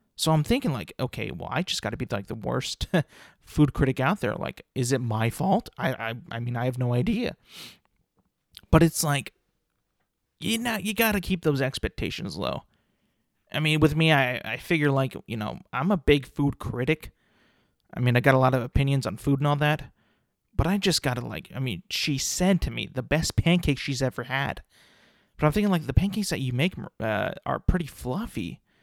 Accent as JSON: {"language": "English", "region": "California", "country": "United States", "said": "I'm from California"}